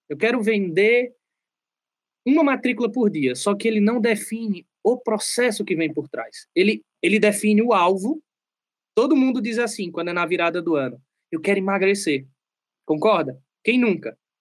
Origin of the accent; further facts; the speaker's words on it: sertão of Pernambuco, Brazil; moved away; also born or lived in southern Brazil; Eu venho do sertão de Pernambuco. É uma cidade aí que tem mais ou menos 80 mil habitantes. E eu não tive uma infância muito fácil